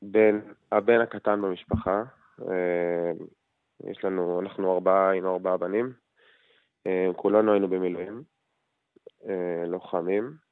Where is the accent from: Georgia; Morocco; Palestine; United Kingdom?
Palestine; Kiryat Arba, West Bank; במקום שאנחנו גדלנו בו ובאים ממנו, ההורים גרים בקריית ארבע.